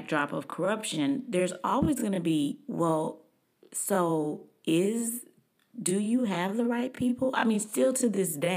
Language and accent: English; Dallas, Texas, United States; I grew up in Texas, I grew up in Dallas